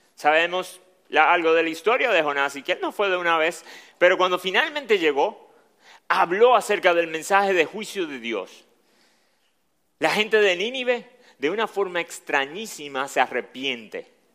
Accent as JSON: {"language": "Spanish", "country": "Dominican Republic", "accent": "Dominican"}